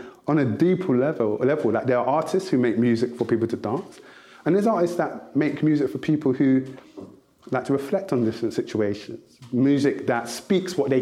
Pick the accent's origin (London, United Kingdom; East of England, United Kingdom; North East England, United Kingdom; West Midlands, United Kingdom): London, United Kingdom; also born or lived in Nigeria (ancestry); Growing up, I'm the eldest of 5 children. And my mum and dad originally split up. And so I live with my dad alone in South London